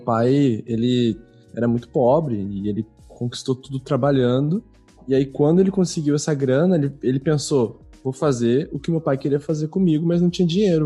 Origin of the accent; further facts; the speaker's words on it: São Paulo, Brazil; now in Porto Alegre, Brazil; atualmente eu moro em Porto Alegre, mas eu sou natural de São Paulo